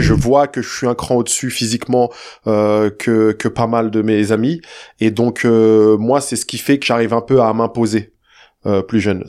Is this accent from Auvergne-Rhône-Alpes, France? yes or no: no; Saint-Cyr-l'École, Île-de-France, France; also born or lived in Le Chesnay, Yvelines; ensuite, on déménage euh, quand je suis très jeune dans la ville de Saint-Cyr, pas loin de Versailles, petite cité HLM.